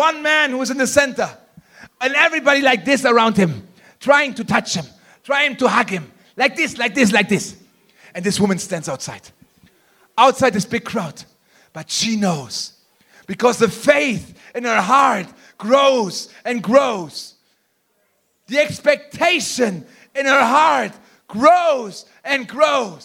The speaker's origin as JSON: {"language": "English", "country": "Germany", "said": "I'm from Germany"}